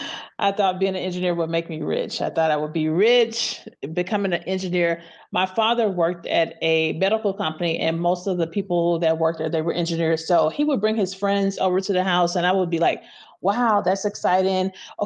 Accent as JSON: {"language": "English", "town": "Memphis", "region": "Tennessee", "country": "United States", "tie": "born or raised there", "also_born_or_lived": "St. Louis, Missouri / California", "moved": "as an adult", "said": "I'm originally from Memphis, Tennessee. I spent my formative years there. I left Memphis when I was 18, went to college at St. Louis University, stayed there a long time. Left St. Louis and moved to California in 2001."}